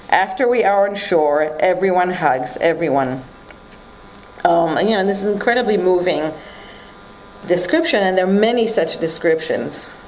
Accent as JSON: {"language": "English", "town": "Tehran", "region": "Tehran Province", "country": "Iran", "tie": "born there", "said": "I was born in Tehran."}